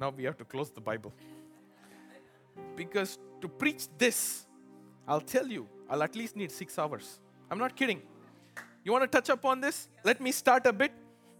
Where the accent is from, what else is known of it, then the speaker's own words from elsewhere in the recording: India; now in Chicago, United States; And people have lived here longer than me. Look, I came from India. They tell me, this year in Chicago, things bloomed earlier.